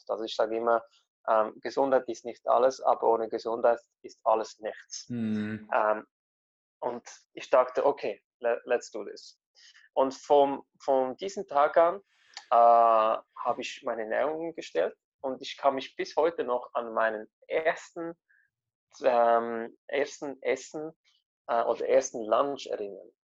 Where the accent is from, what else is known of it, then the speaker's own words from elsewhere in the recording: Italy; man ist ganz anders aufgewachsen, die, ich bin ja Italiener, also die italienischen Esstraditionen und Kulturen.